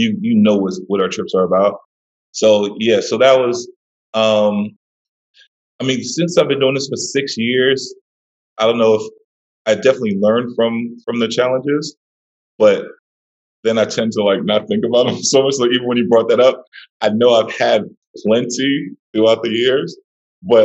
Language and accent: English; New York City, New York, United States; I'm originally from Brooklyn, New York